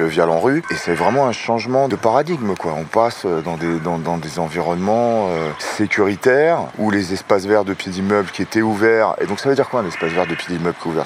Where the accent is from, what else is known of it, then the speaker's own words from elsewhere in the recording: Seine-Saint-Denis, Île-de-France, France; je suis né, j'ai grandi en Seine-Saint-Denis